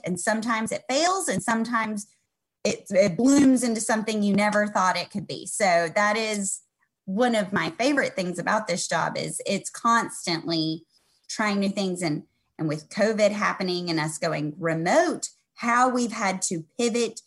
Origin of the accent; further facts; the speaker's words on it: the South, United States; growing up in the South